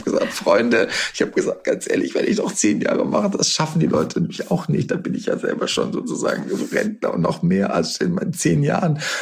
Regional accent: Warendorf, North Rhine-Westphalia, Germany; ich bin in meiner Heimatstadt so Ehrenbürger geworden auf diesem Marktplatz, was auch irgendwie ganz schräg war. Meine Mama in der Kutsche, bin ich dadurch Warendorf gefahren

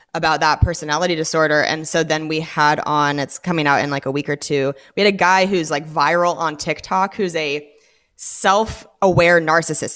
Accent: Washington, United States; born or raised there; moved away as an adult; also born or lived in Los Angeles

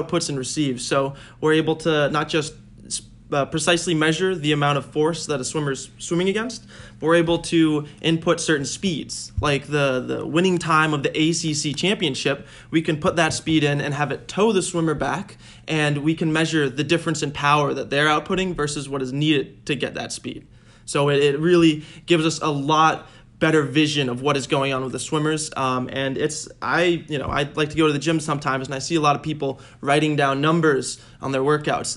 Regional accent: Lexington, Massachusetts, United States; I'm from Lexington, Massachusetts

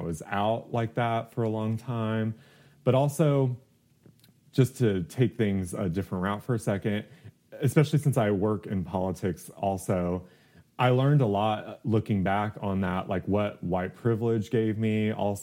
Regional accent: outside Houston, East Texas, United States; moved away as an adult; also born or lived in New York City; I grew up in East Texas out of Houston and like very poor areas

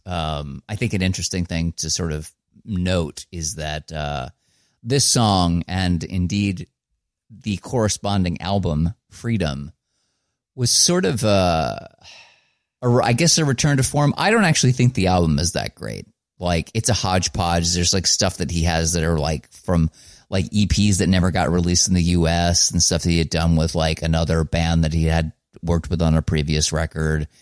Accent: New Jersey, United States; I'm from New Jersey

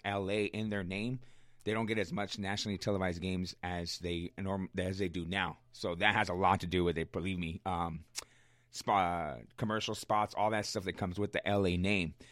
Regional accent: Riverside, California, United States; I'm from Riverside, born and raised

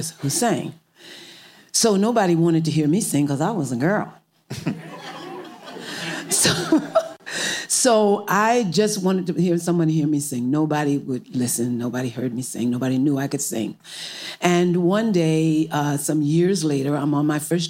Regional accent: Newark, New Jersey, United States; I was born in Newark, New Jersey, and I discovered music in my home

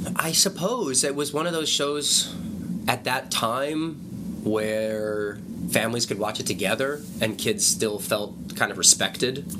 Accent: New Mexico, United States; moved away; I came from New Mexico. My family's still from there.

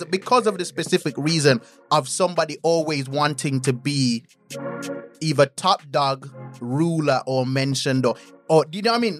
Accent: Birmingham, West Midlands, United Kingdom; accent: Birmingham; also born or lived in Jamaica; when I was growing up in Birmingham, yeah. I felt like my side of Birmingham was ignored.

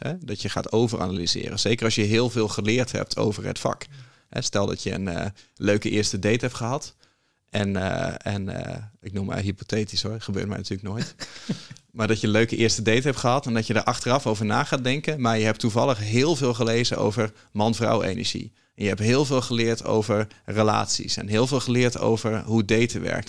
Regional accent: Groningen, Netherlands; ik kom uit Groningen

